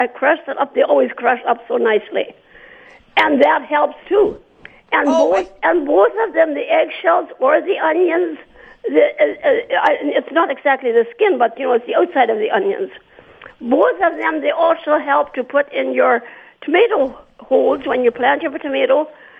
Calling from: Altona, Manitoba, Canada; Around Altona.

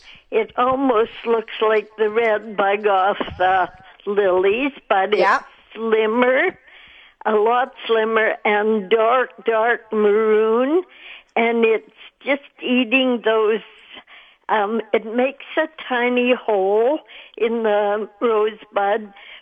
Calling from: Winnipeg, Manitoba, Canada

